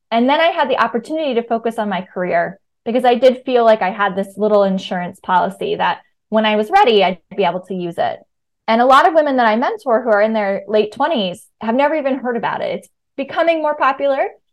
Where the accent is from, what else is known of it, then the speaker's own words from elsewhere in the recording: Virginia, United States; moved away as an adult; also born or lived in New York; now in Brooklyn, United States; I grew up in Virginia